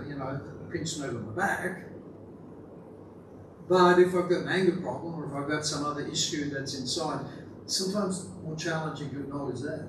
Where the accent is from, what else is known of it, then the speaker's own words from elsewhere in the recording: Australia; I'm an Aussie male